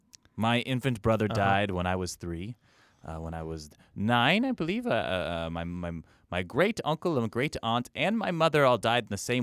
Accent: Kentucky, United States; born there; also born or lived in Indiana; I was born in Kentucky and lived in Indiana for a little while.

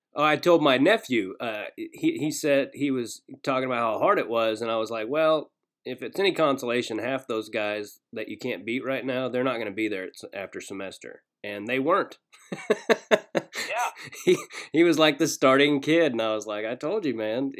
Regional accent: Kansas, United States; also born or lived in Arkansas; I grew up in Kansas, but I was born in Arkansas and I lived there till I was about five

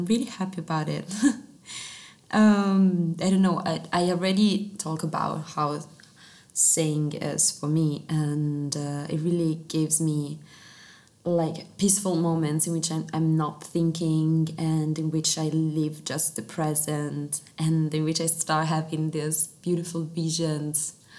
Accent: Italy; first language Italian; English is a second language; Italian, and I discovered that actually in Italian it's so much better for me, of course, because it's my mother tongue.

